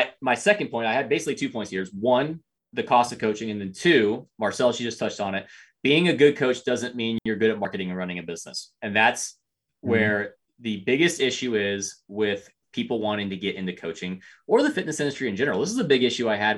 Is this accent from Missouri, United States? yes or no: yes; Springfield, Missouri, United States; I'm from Springfield, Missouri, where USAPL doesn't exist and powerlifting is all SPF based